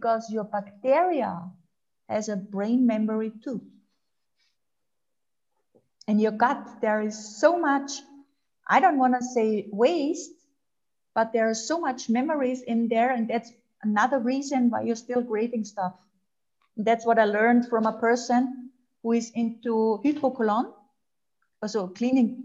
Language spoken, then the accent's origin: English; Austria; English is a second language; also born or lived in Germany; I'm Austrian